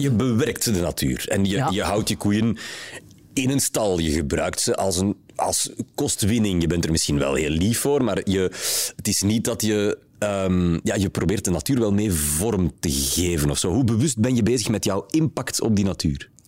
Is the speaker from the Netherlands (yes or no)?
no; Flanders, Belgium; bij ons in Vlaanderen